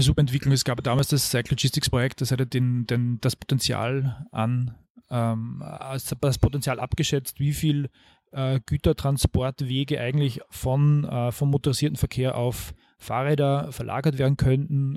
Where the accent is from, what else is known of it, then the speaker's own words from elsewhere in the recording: Mühlviertel, Upper Austria, Austria; moved away as an adult; now in Vienna, Austria; Ich bin im Mühlviertel aufgewachsen, in kleiner Gemeinde Mühlviertel